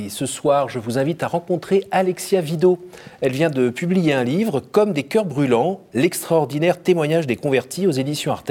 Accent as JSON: {"language": "French", "region": "northern France", "country": "France", "said": "Je viens plutôt"}